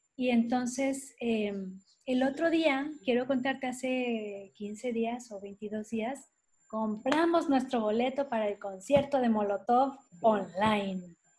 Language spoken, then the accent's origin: Spanish; Mexico; esto es lo que somos como mexicanos